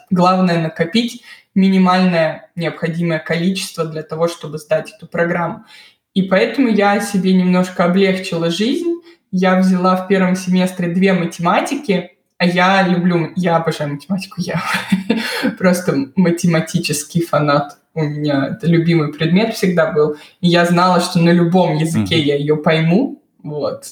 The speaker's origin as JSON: {"language": "Russian", "region": "Moscow", "country": "Russia", "tie": "born or raised there", "moved": "as an adult", "lives_now": "Bamberg, Germany", "said": "Я из Москвы. Я родилась, выросла в Москве и закончила там универ"}